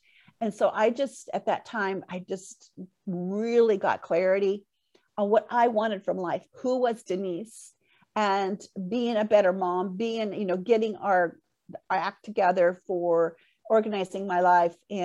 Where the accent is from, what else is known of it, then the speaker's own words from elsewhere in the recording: Port Orchard, Washington, United States; moved away as an adult; back here in my hometown, Port Orchard